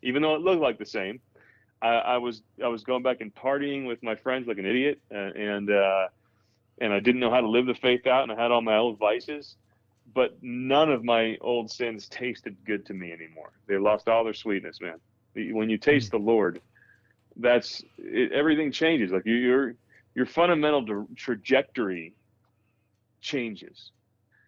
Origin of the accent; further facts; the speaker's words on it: New Jersey, United States; I grew up in New Jersey and, with a good Catholic family